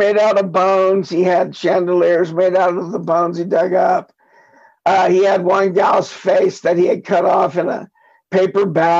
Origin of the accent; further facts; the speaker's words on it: Rockport, Texas, United States; now in Colorado, United States; I grew up in South Texas in a town called Rockport, just outside Corpus Christi.